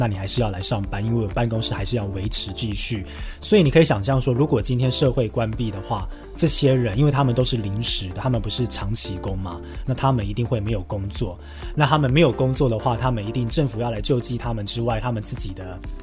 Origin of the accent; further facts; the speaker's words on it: Taiwan; now in Sweden; 住的比我久的一些台湾的侨胞